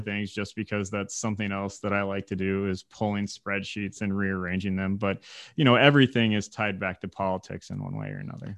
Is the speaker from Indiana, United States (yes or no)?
yes; Indiana, United States; moved away as an adult; now in Michigan, United States; I was from Indiana